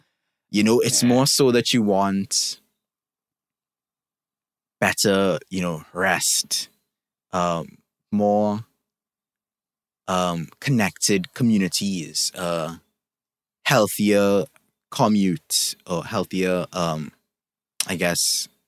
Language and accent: English; Trinidad & Tobago; I can look at my own country. I'm from Trinidad and Tobago, for those who don't know, and think of things that need to get better, right?